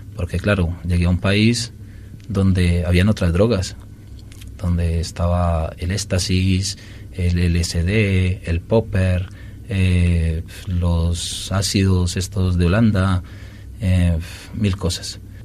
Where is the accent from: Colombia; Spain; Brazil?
Colombia; moved away; El alcohol de mi tierra es de casi 40 grados.